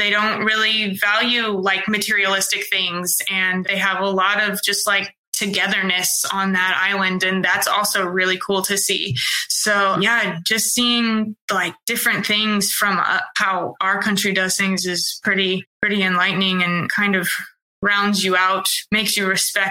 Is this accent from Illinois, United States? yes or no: yes; Bowie, Illinois, United States; also born or lived in Charleston, Illinois; I grew up in Bowie, Illinois, and my high school was like 360 people.